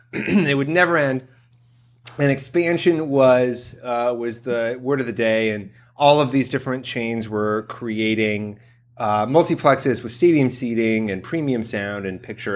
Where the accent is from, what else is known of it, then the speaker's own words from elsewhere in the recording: Columbus, Ohio, United States; my hometown of Columbus, Ohio